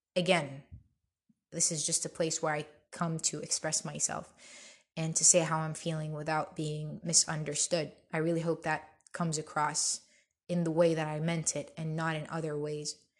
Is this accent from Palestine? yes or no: yes; Bethlehem, West Bank, Palestine; I'm originally Palestinian. I'm from Bethlehem and I have a huge family there